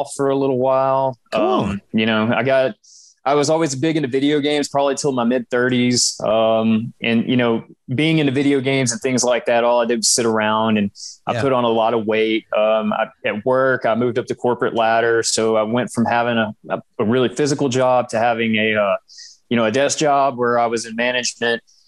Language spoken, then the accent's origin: English; Texarkana, Arkansas, United States; I am actually from where I'm sitting right now, Texarkana, Arkansas. In fact, I grew up about a half mile from where I'm sitting in my own house.